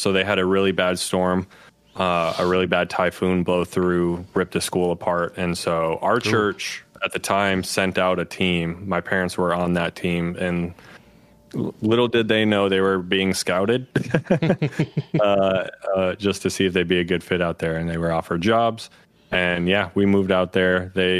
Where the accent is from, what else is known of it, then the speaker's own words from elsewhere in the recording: Wisconsin, United States; also born or lived in Upper Peninsula of Michigan; But I was born in the Upper Peninsula of Michigan. I lived for about like the first 11 years of my life. I lived in Wisconsin. We were at a town in the middle of nowhere.